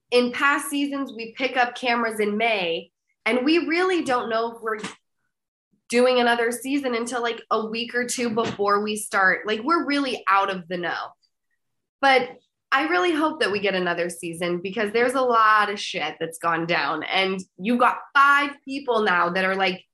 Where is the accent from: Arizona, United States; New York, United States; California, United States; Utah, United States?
Utah, United States; moved away; I'm from Utah